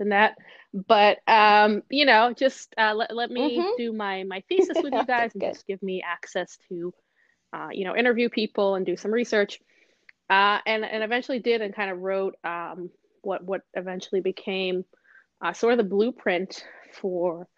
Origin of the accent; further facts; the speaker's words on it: Israel; moved away as an adult; also born or lived in Los Angeles / Boston; now in New York, United States; I was born and raised in Israel